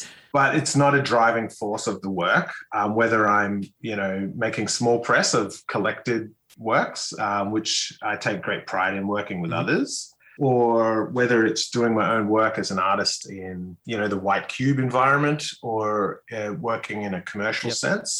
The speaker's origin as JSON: {"language": "English", "region": "North Queensland", "country": "Australia", "tie": "born or raised there", "said": "I was brought up in North Queensland"}